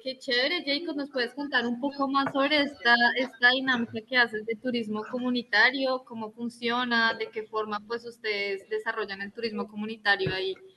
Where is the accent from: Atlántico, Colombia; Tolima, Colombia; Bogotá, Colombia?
Bogotá, Colombia; yo que soy de Bogotá